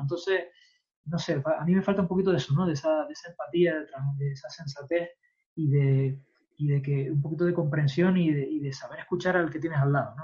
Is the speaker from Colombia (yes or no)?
no; Spain; como somos los españoles